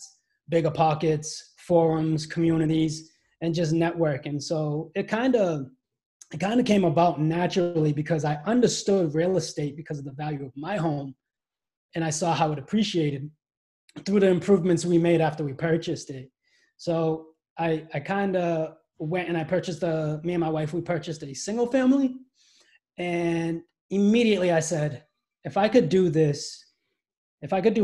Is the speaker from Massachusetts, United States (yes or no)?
yes; Brockton, Massachusetts, United States; I was born and raised here